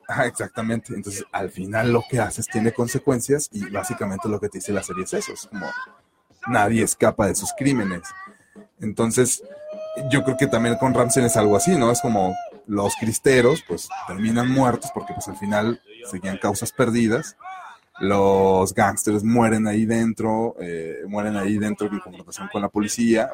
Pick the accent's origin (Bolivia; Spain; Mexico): Mexico; ni siendo mexicanos.